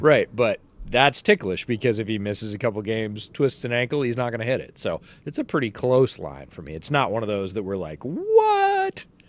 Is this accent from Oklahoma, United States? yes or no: no; upstate New York, United States; moved away; I grew up in upstate New York